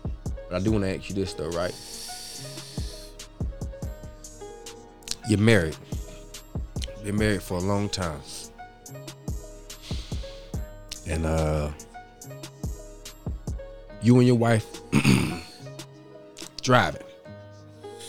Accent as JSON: {"language": "English", "town": "High Point", "region": "North Carolina", "country": "United States", "said": "I'm from High Point"}